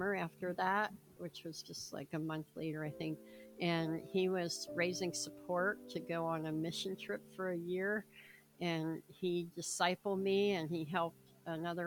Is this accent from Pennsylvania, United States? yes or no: yes; Philadelphia, Pennsylvania, United States; I was born in Philadelphia and pretty much, you know, grew up all around there.